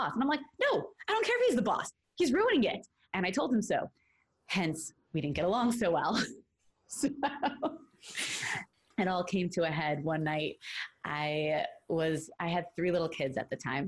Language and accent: English; New York City, New York, United States; moved away as an adult; now in Los Angeles, United States; I'm from Brooklyn, New York, originally. Now I'm living in Los Angeles, California. I spent the first 23 years of my life in New York